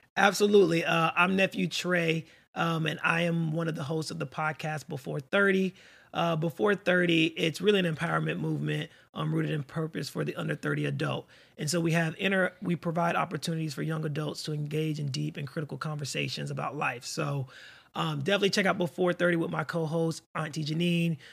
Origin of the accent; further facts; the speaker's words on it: Florida, United States; also born or lived in North Carolina / Atlanta, Georgia / Orlando, Florida; I'm a native Floridian, born and raised in Florida